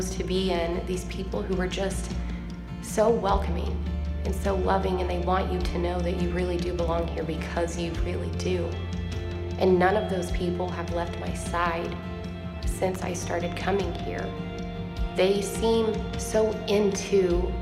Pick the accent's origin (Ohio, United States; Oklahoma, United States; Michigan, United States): Oklahoma, United States; Tulsa; I am from Tulsa, Oklahoma. I was born and raised here.